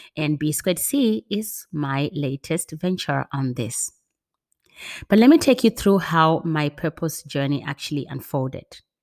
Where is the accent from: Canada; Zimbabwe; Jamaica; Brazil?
Zimbabwe; my passion for working in healthcare comes from growing up in Zimbabwe as part of the H I V AIDS generation.